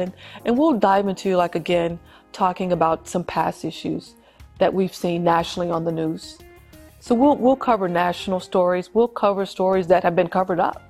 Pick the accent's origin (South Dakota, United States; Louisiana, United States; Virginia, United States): Louisiana, United States; my home state of Louisiana